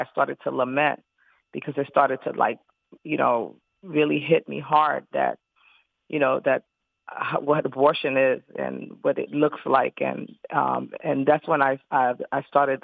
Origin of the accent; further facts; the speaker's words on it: New York City, New York, United States; I'm originally from Brooklyn, New York